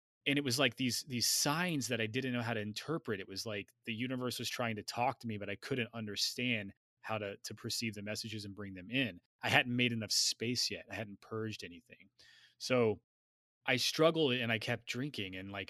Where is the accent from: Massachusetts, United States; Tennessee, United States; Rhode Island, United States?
Tennessee, United States; He grew up in the same area that I grew up in Tennessee.